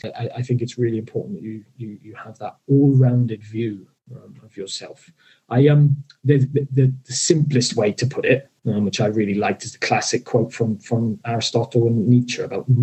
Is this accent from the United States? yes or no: no; South Wales, United Kingdom; I'm from South Wales